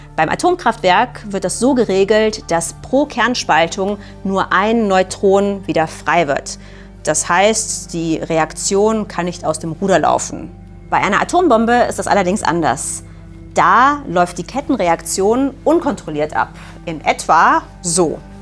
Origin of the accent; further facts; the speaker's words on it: Germany; Bei uns in Deutschland